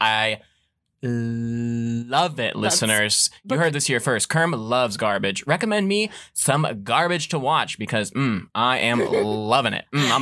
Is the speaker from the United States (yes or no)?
yes; Florida, United States; We're from Florida.